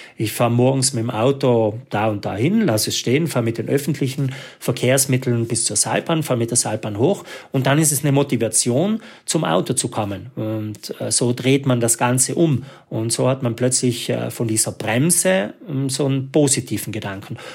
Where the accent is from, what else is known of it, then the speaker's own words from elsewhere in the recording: South Tyrol, Trentino-Alto Adige, Italy; als Südtiroler